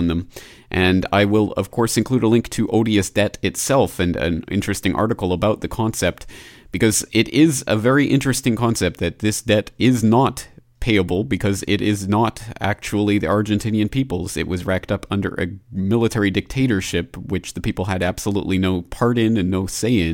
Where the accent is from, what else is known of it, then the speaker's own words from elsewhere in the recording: Canada; my home country of Canada